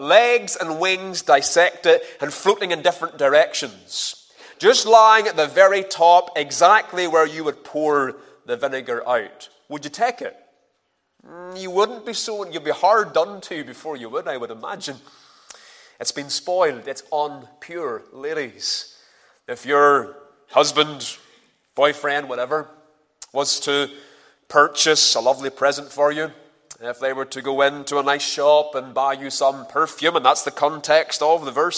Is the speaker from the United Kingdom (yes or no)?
yes; Ballymena, Northern Ireland, United Kingdom; moved away; I'm originally from Ballymena